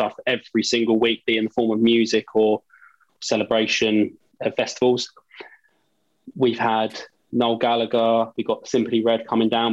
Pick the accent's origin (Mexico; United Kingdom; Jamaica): United Kingdom; Margate, South East England; we're from Margate, which is right the most southeasterly point of the country.